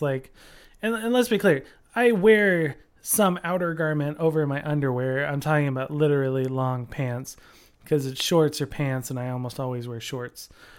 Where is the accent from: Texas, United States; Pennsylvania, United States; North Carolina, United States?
Texas, United States; Austin; because I'm like, I'm from Austin.